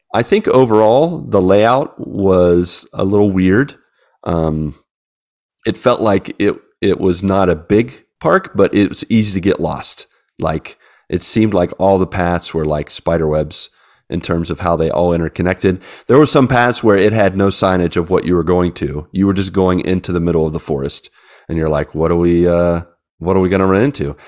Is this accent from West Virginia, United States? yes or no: yes; West Virginia, United States; I'm from West Virginia